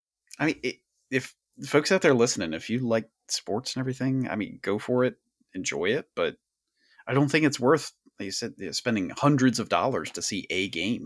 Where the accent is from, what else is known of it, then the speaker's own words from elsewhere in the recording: Sharptown, Maryland, United States; I was like, I'm a hillbilly from Sharptown. We didn't do that.